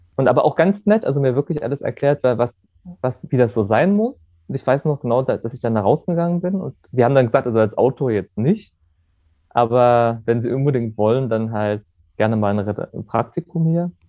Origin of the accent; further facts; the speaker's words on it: Germany; now in Berlin, Germany; in der Stadt, das also Gerode, wo ich herkomme